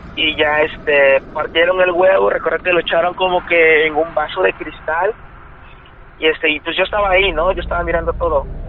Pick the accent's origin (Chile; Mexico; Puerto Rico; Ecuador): Mexico; Veracruz; Vivíamos en, yo soy de Veracruz, vivimos en Veracruz.